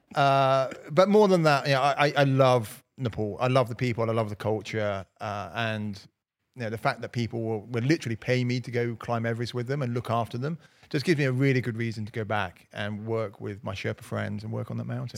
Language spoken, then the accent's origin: English; Slough, South East England, United Kingdom; now in Cotswolds, United Kingdom; growing up in Slough